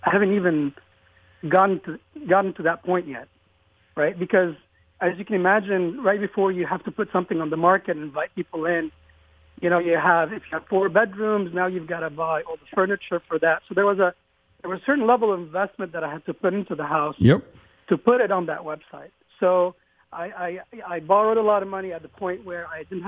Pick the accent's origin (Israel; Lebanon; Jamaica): Lebanon; moved away as an adult; now in Austin, United States; I was born in Lebanon my dad is an eye doctor